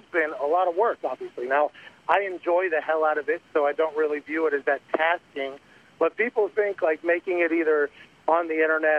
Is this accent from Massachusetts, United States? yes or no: no; Pittsburgh, Pennsylvania, United States; we grew up in Pittsburgh